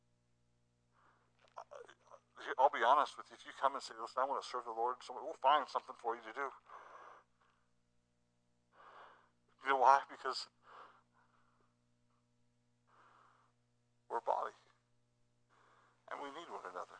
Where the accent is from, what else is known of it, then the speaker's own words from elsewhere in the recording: Ohio, United States; moved away; I'm from Ohio, so my family's from Ohio.